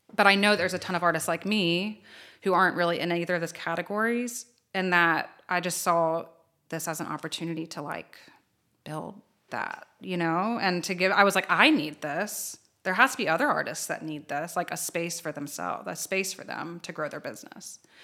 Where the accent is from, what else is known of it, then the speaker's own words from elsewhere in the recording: Low Country, South Carolina, United States; moved away as an adult; now in Columbia, United States; I'm from the Low Country